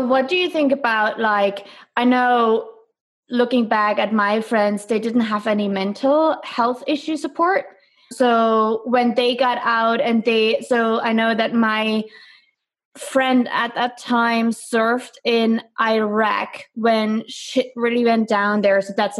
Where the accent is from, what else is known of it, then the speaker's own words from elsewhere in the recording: Germany; I'm from Germany